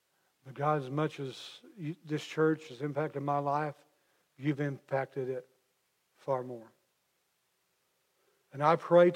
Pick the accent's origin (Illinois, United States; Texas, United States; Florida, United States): Illinois, United States; McLeansboro; I'm from McLeansboro